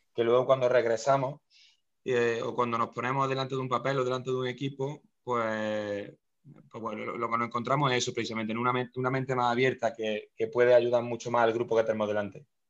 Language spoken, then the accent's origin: Spanish; Córdoba, Andalusia, Spain; yo soy de España, de, la ciudad de Córdoba